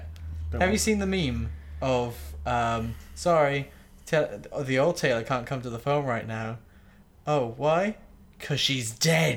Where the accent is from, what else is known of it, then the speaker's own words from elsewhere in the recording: Swansea, Wales, United Kingdom; I went to a school in Swansea. I am originally from Swansea.